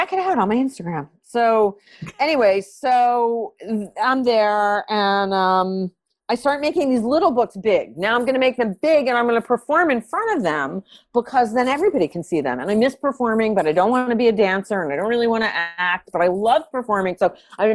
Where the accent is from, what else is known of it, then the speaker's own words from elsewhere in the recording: New Haven, Connecticut, United States; moved away as an adult; also born or lived in New York City; I'm a girl from New Haven